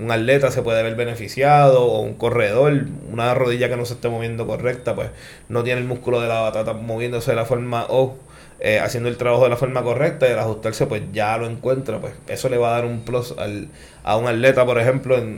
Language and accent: Spanish; Maunabo, Puerto Rico; also born or lived in New Jersey; Yo soy natural de Maunao.